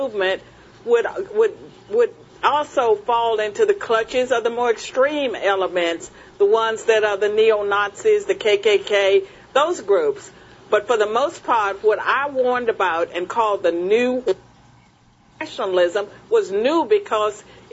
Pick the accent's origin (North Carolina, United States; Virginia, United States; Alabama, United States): Virginia, United States; Virginia is my home state